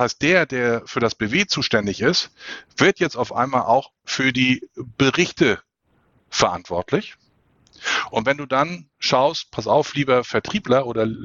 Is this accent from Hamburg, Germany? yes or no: yes; Hamburg, Germany; Ich als Hamburger, ich leide da so ein bisschen drunter.